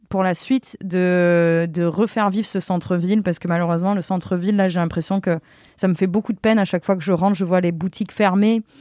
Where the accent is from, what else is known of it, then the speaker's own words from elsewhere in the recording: Avignon, Provence-Alpes-Côte d'Azur, France; moved away; je suis complètement d'Avignon.